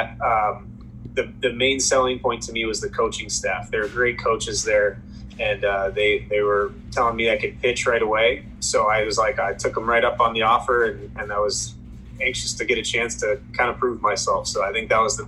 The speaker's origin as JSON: {"language": "English", "town": "Chicago", "region": "Illinois", "country": "United States", "tie": "born or raised there", "said": "I'm from Chicago. So growing up, everything Cubs was all it was for me"}